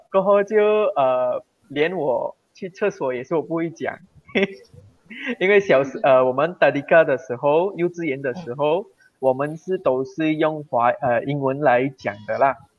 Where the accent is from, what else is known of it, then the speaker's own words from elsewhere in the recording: Malaysia; first language Tamil; Chinese is a second language; 我爸爸转去马博这边，嗯。呃，Pago这边咯，一个estate